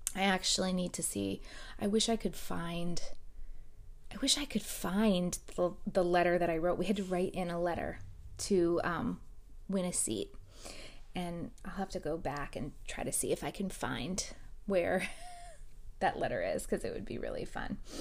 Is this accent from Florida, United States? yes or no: yes; South Florida, United States; I, um, was born and raised in South Florida. I still live in South Florida